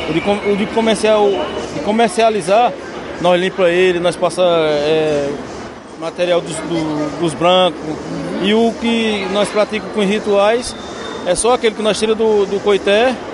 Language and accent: Portuguese; Senegal; Portuguese is a second language; sou do Senegal.